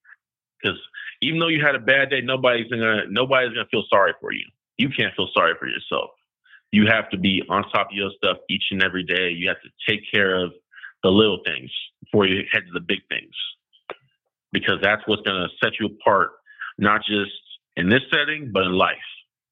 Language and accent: English; Modesto, California, United States; also born or lived in Utah; growing up in Modesto and, you know, kind of living in Utah